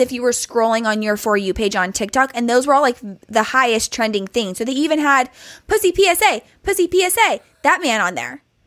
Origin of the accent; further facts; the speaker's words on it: California, United States; we in California don't realize how lucky we are to have been, like, born and raised in California